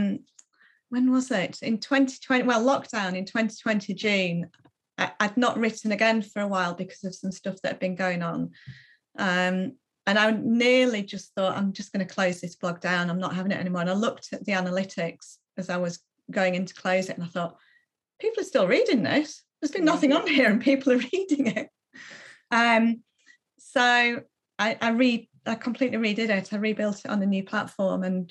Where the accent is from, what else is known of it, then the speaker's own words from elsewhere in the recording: Malham, Yorkshire and the Humber, United Kingdom; now in West Yorkshire, United Kingdom; I grew up in a little village in the Yorkshire Dales, and that had Malham. I grew up in Malham